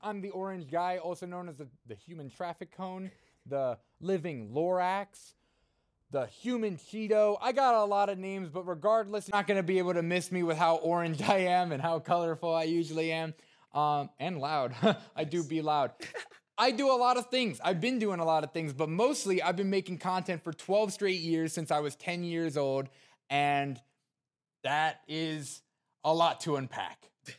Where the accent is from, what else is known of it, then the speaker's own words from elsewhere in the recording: Wayne, New Jersey, United States; So Wayne was where I mainly grew up. I went to DePaul Catholic High School, if you guys know that high school. But, you know, living in New Jersey was a lot of fun.